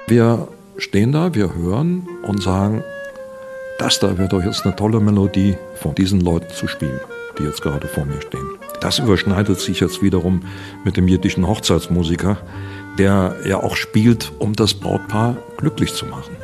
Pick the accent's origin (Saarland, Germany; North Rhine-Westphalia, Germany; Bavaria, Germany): Saarland, Germany; Im Saarland, wo ich herkomme